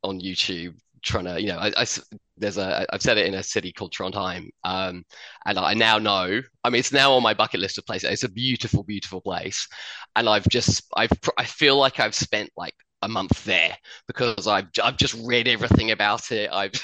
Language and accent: English; Addlestone, South East England, United Kingdom; moved away as an adult; also born or lived in Chertsey; now in Australia; I was born in St. Peter's Hospital in Chertsey. I grew up in Addlestone.